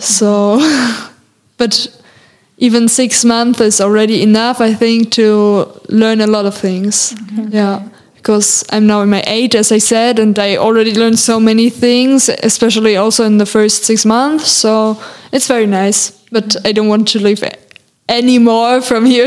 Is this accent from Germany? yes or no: yes; Germany; English is a second language; moved away as an adult; now in France; as a German person